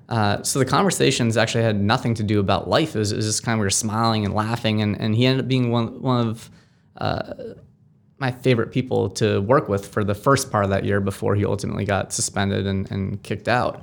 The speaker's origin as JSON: {"language": "English", "town": "Amherst", "region": "Massachusetts", "country": "United States", "tie": "born or raised there", "said": "I grew up in Amherst, Mass"}